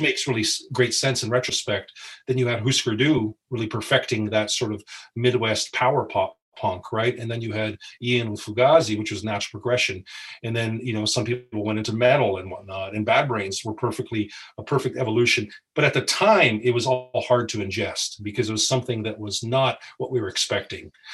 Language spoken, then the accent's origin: English; Windsor, Ontario, Canada; we're all from Windsor, Canada, Ontario, Canada.